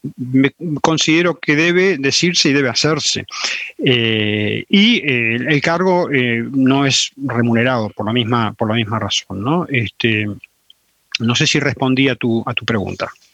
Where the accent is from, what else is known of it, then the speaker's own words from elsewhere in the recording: Salta, Argentina; moved away; also born or lived in Chile / La Plata, Argentina / Buenos Aires, Argentina; me crié en Salta, por esa razón, o pasé una buena parte o la mejor parte de mi infancia en Salta